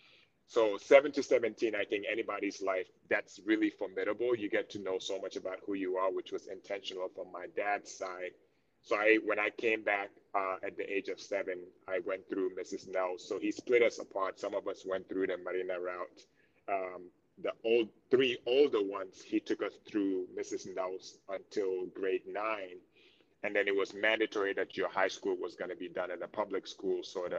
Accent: Gambia; also born or lived in New York, United States; now in United States; I was born in the Gambia, but spent most of my life in the USA as well too.

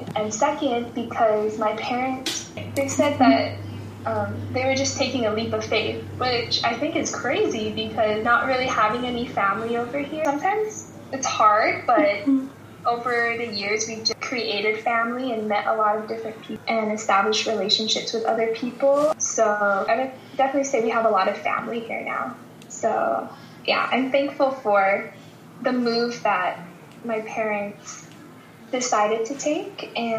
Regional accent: Mililani, Hawaii, United States; also born or lived in Bay Area, California; So most of my life is, what I know is in Hawaii. So born in the Bay Area, but raised in Hawaii.

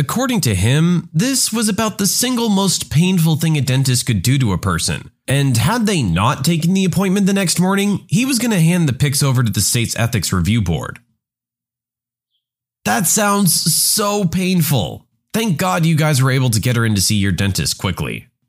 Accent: Spain; English is a second language; I'm from Spain, and my parents are from Spain as well. I speak Spanish without any accent, not even a local accent.

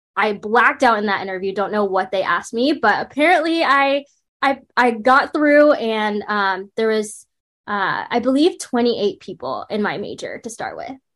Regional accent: Raleigh, North Carolina, United States; also born or lived in Brooklyn, New York; when I was younger in elementary school, we moved to the Raleigh area of North Carolina, and I grew up there

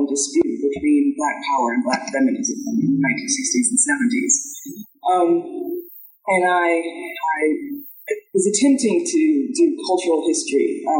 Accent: Dallas, Texas, United States; moved away as an adult; also born or lived in California; I was brought up in Dallas, Texas. Then I went to California for undergrad.

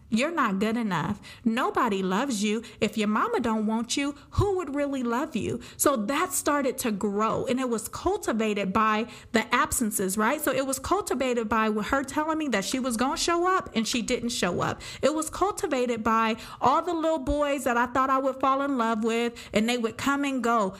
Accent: Pomona, California, United States; I am from Pomona, California

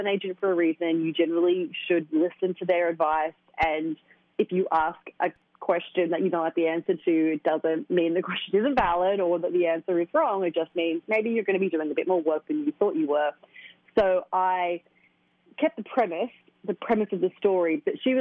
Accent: Australia; moved away as an adult; now in New York, United States; my hometown of Australia

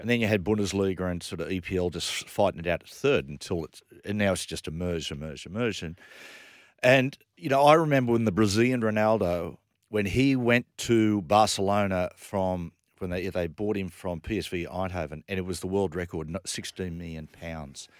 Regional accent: Sydney, New South Wales, Australia; I was brought up in La Perouse, which is probably the spiritual home of the Rabbitohs

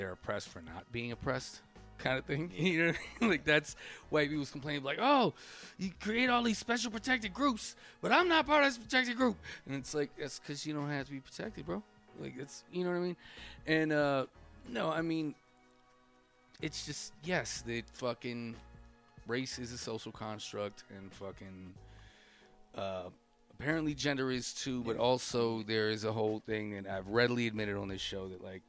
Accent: New Jersey, United States; growing up in Jersey, I had off the boat African friends.

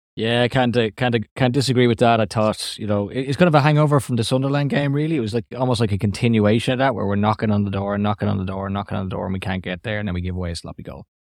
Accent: Ireland; accent: Irish; my Irish accent

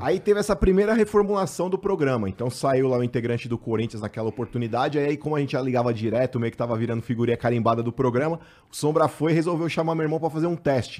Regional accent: São Paulo, Brazil; A gente é da Vila Maria, mano. Nosso apelido na infância lá era … e …

